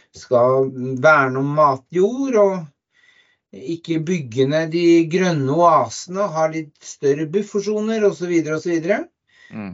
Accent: Oslo, Norway; now in Lier, Norway; Jeg kommer fra Oslo

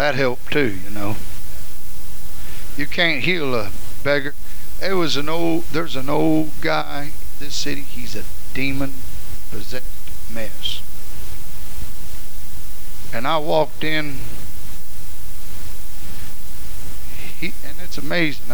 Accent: Hutchinson, Kansas, United States

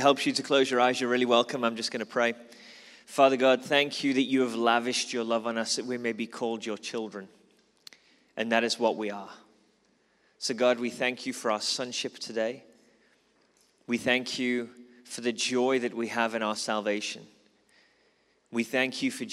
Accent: Liverpool, North West England, United Kingdom; moved away as an adult; now in South Africa; I'm originally from Liverpool

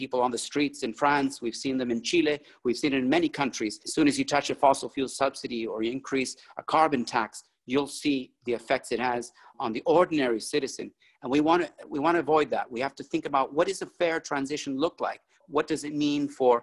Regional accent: Bolivia; moved away; I'm originally from Bolivia, from South America

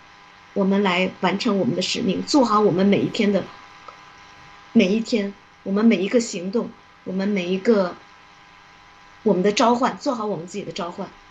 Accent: China; 而且慢慢就觉得我们中国人终于有希望了。我们有那些，因为有很多这些年，坦白讲，在海外这么多年，那些人都是骂 CCP 的。

